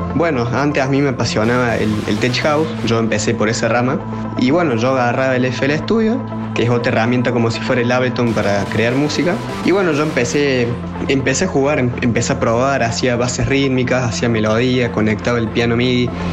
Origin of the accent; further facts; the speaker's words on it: Córdoba, Argentina; soy de Córdoba, tengo 20 años